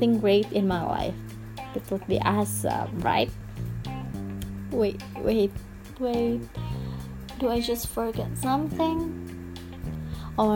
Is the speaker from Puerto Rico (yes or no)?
no; Indonesia; first language Indonesian; English is a second language; Bahasa Indonesia is my mother language, because I come from Indonesia